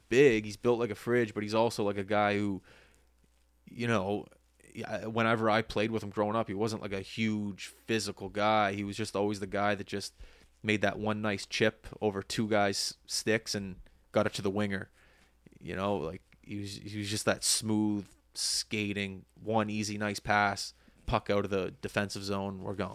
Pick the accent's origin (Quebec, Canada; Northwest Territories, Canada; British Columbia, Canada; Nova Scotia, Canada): Nova Scotia, Canada; Halifax; as a young boy growing up in Halifax